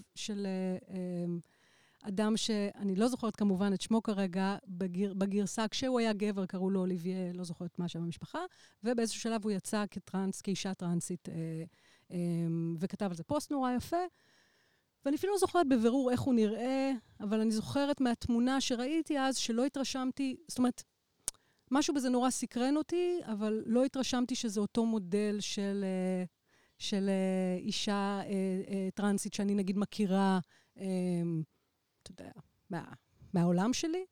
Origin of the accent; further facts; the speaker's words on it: Israel; אני גרה בבית שנולדתי וגדלתי בו